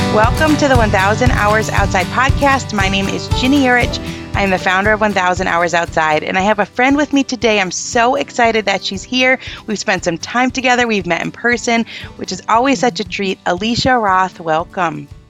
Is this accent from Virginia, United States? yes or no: no; Michigan, United States; I'm from Michigan and we're not far, like an hour